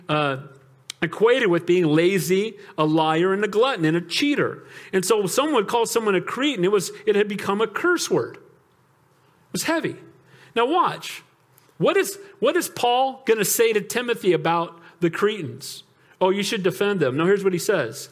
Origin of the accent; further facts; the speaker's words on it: United States; I'm American